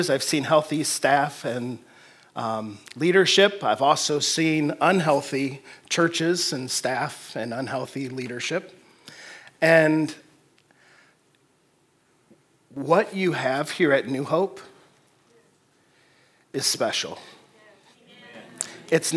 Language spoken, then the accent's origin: English; Detroit, Michigan, United States; now in Fort Wayne, United States; I'm originally from the Detroit area